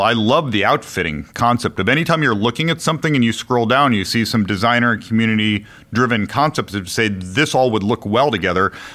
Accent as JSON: {"language": "English", "town": "Chicago", "region": "Illinois", "country": "United States", "tie": "born or raised there", "also_born_or_lived": "Connecticut", "moved": "as an adult", "lives_now": "Bay Area, United States", "said": "I grew up in Chicago"}